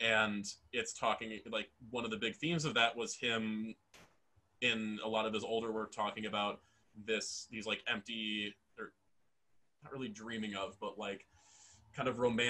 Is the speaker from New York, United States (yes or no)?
no; Waukesha County, Wisconsin, United States; growing up in Waukesha County, Wisconsin